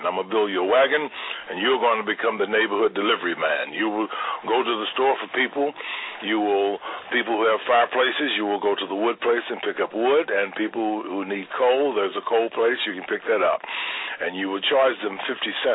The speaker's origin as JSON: {"language": "English", "town": "Louisville", "region": "Kentucky", "country": "United States", "tie": "born or raised there", "moved": "yes", "lives_now": "Chicago, United States", "said": "I'm from Louisville, Kentucky. I grew up, as my neighbors would say, dirt poor."}